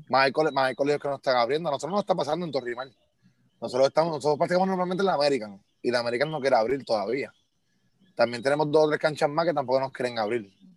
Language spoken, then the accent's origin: Spanish; Puerto Rico; como todo boricua, nosotros somos demasiado orgullosos